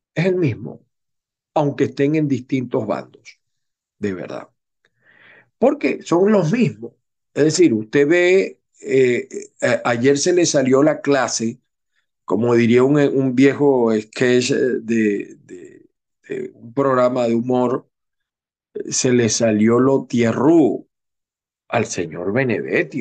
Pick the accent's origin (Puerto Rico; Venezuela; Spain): Venezuela; Zulia; yo no soy del Zulia, pero me he criado en el Zulia.